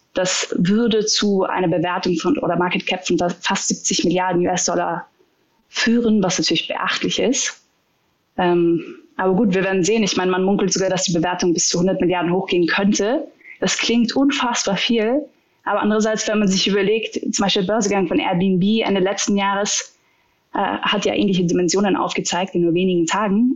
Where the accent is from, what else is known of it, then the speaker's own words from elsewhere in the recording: Austria; als Österreicher